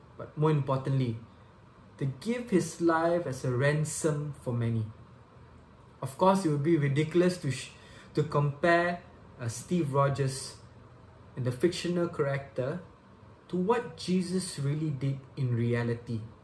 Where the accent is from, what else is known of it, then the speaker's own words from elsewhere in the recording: Subang Jaya, Selangor, Malaysia; I'm from Subang Jaya, Malaysia.